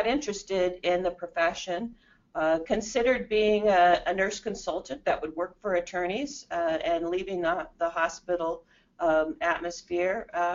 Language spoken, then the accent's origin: English; Phoenix, Arizona, United States; also born or lived in Southern Illinois; My parents moved out here when I was in second grade, which was quite a while ago